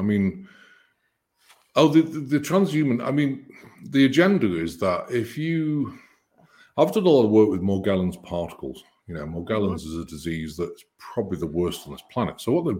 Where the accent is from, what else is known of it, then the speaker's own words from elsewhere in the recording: United Kingdom; And I'm British.